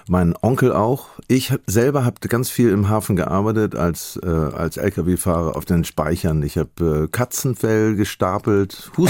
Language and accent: German; Hamburg, Germany; als Hamburger sind habe ich zwei Seelen in einer Brust.